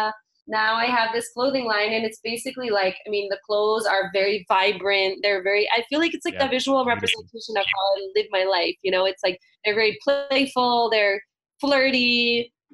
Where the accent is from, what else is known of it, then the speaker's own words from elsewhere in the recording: New York, United States; I grew up in New York, worked on Wall Street